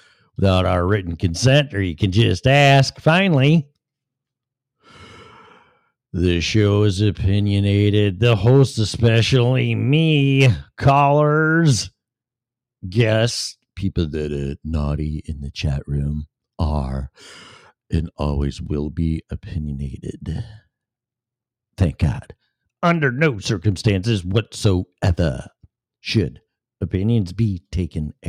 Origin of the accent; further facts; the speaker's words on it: Illinois, United States; my home state of Illinois